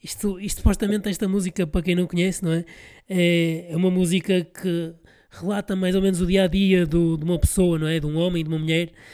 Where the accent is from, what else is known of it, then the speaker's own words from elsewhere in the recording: Porto, Norte, Portugal; eu sou de cá, sou do Porto